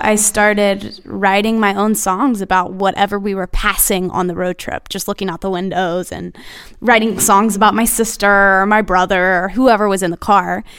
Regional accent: Nashville, Tennessee, United States; Born and raised in Nashville

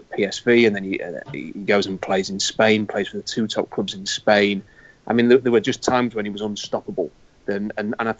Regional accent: Yorkshire and the Humber, United Kingdom; I'm a bloke from Yorkshire

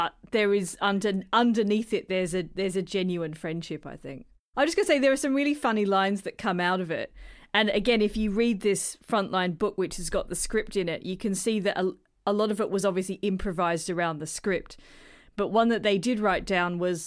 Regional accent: South Australia, Australia

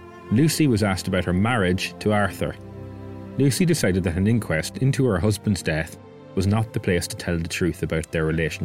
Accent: County Donegal, Ireland; Growing up in Donegal

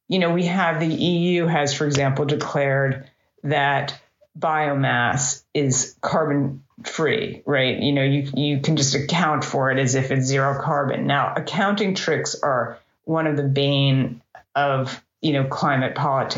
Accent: United States; as an American

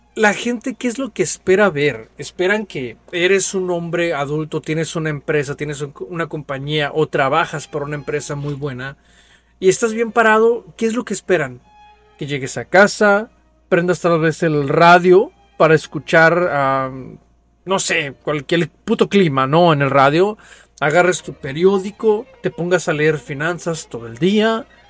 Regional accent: Mexico

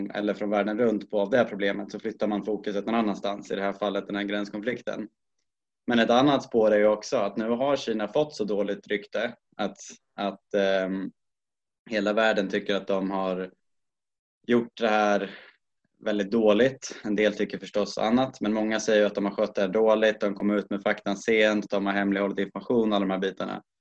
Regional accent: Sweden; det får en väl också att känna en ganska stor tacksamhet att som svensk kunna få hjälp och stöd i att ta sig hem

